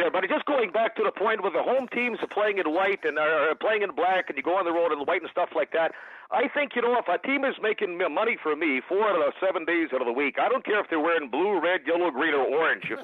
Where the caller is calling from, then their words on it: Saskatoon, Saskatchewan, Canada; I'm listening from Saskatoon today, and I've been listening to you guys for quite some time.